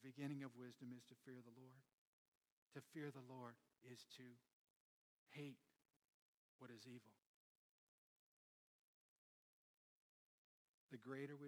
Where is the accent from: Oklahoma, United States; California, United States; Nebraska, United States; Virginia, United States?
Nebraska, United States; Omaha; I grew up in South Omaha.